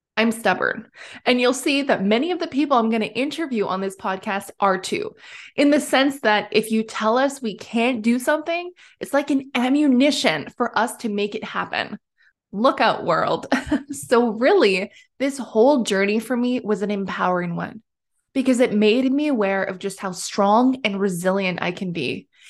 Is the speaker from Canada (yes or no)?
yes; Timmins, Ontario, Canada; also born or lived in British Columbia / Alberta; I was born and raised in Timmins, Ontario